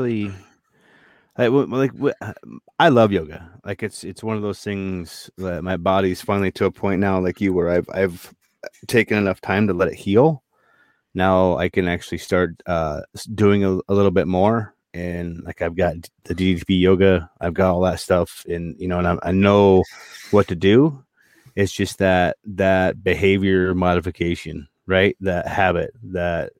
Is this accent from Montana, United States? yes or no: yes; Montana, United States; moved away; also born or lived in Boston; Growing up in Montana